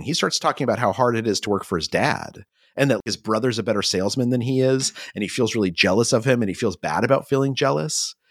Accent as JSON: {"language": "English", "region": "New Mexico", "country": "United States", "tie": "born or raised there", "said": "I grew up in New Mexico"}